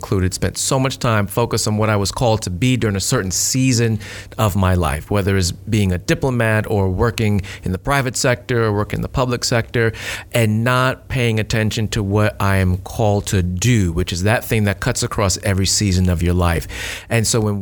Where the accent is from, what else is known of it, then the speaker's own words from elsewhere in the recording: New York City, New York, United States; now in Alachua, United States; Jonelle and I, we're both from New York City